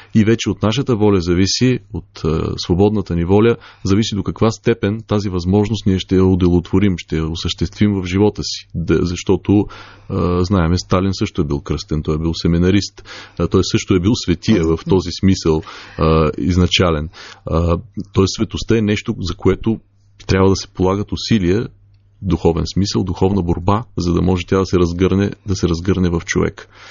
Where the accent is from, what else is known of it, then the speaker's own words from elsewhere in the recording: Bulgaria; нашата история като българи